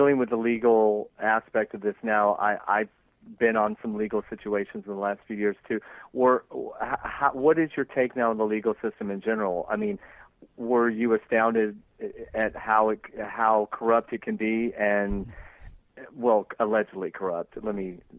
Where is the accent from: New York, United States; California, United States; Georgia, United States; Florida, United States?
Georgia, United States; moved away; my home state of Georgia